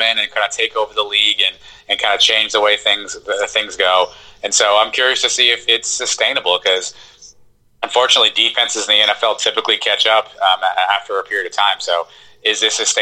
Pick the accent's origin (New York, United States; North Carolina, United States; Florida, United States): Florida, United States; hometown of Lamar Jackson; Lamar Jackson's from my hometown